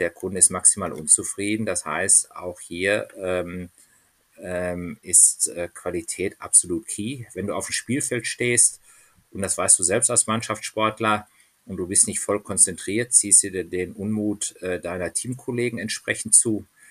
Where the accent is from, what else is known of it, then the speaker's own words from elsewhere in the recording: Dortmund, North Rhine-Westphalia, Germany; now in Munich, Germany; ich bin in Dortmund aufgewachsen